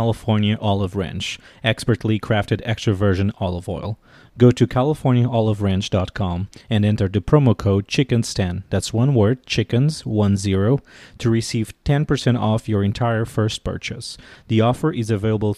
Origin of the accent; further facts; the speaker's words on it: Portugal; moved away as an adult; now in Washington, D.C., United States; I'm originally from Portugal, and I've been living in Washington, D.C. for the last 9 years